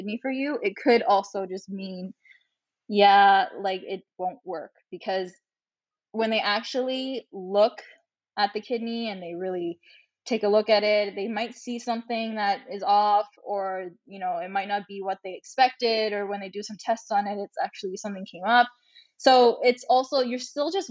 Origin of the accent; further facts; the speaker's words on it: Canada; as a Canadian with Chinese Filipino descent